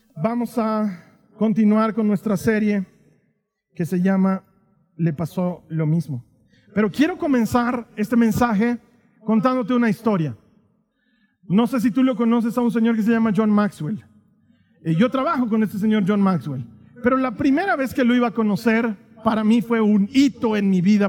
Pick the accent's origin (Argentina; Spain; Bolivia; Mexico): Bolivia; vengo de Bolivia